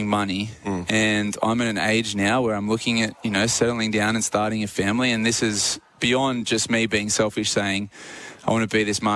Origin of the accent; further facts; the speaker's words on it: Australia; as an Australian athlete